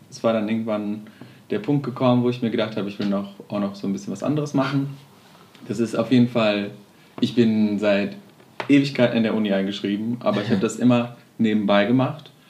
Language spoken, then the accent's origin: German; Witten, North Rhine-Westphalia, Germany; also born or lived in Amsterdam; ich komme aus Witten.